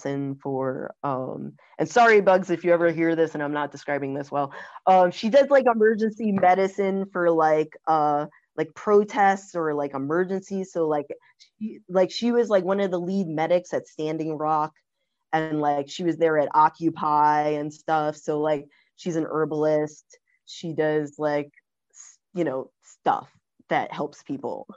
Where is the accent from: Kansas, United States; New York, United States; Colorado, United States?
New York, United States; New York City; also born or lived in California; now in Philadelphia, United States; I'm from New York City, but I was gonna move to Philly